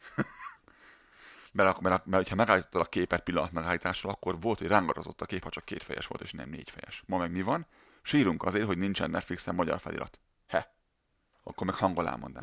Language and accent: Hungarian; Hungary; born or raised there